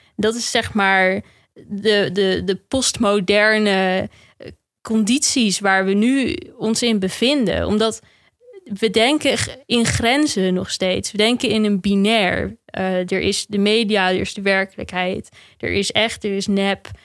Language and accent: Dutch; Netherlands; Wij als Nederlanders zijn vrij nuchter